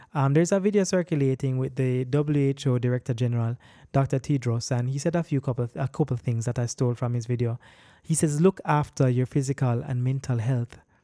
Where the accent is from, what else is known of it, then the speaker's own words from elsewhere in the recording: Jamaica; I'm a Jamaican